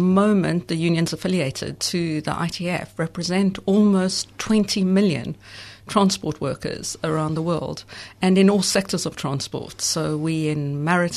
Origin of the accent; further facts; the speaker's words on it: South Africa; moved away as an adult; also born or lived in London; I'm actually from South Africa, and I was a student in South Africa in the 1980s